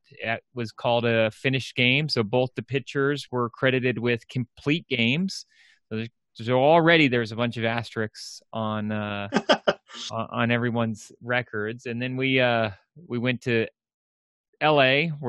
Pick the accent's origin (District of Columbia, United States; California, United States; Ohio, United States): District of Columbia, United States; Washington; The Yankees played the Nationals, my hometown Nationals